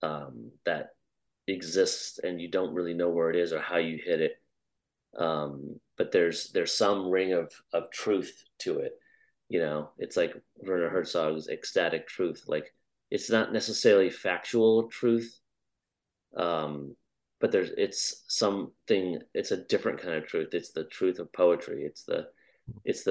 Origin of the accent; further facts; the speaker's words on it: Iowa, United States; I grew up in Iowa, and just seeing how there's just nothing and there's just a flat, endless horizon